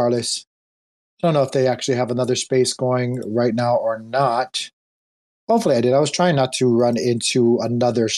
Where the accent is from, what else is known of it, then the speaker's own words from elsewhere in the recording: Hawaii, United States; moved away; I was born and raised in Hawaii. I'm an island boy.